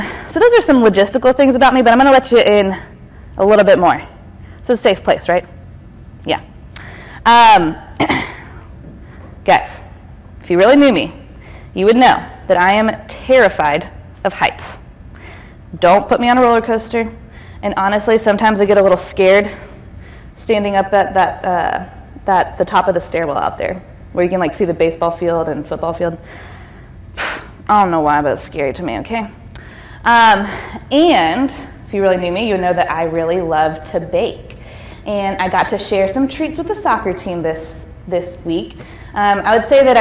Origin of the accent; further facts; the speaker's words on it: East Cobb, Georgia, United States; I actually grew up right around here. I'm from East Cobb, and I went to Pope High School